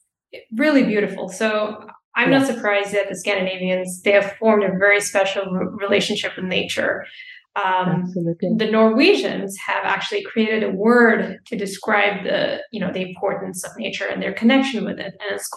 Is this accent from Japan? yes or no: no; Dubai, United Arab Emirates; growing up in Dubai, we're not really, you know, we're not nature people.